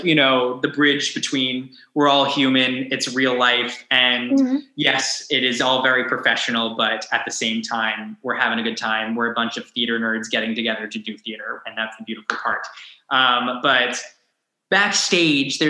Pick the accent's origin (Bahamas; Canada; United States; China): United States; Long Island, New York; growing up on Long Island, yes, I had the city at my fingertips